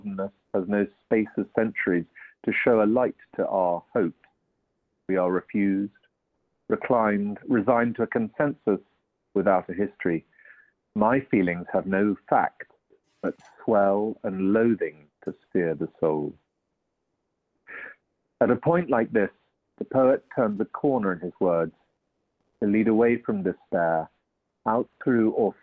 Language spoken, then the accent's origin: English; Walsingham, East of England, United Kingdom; I'm calling from North Norfolk. I'm from Walsingham, actually.